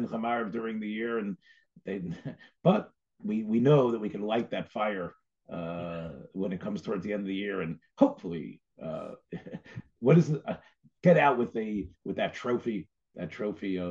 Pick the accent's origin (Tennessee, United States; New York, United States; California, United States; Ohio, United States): Tennessee, United States; Memphis; I'm from Memphis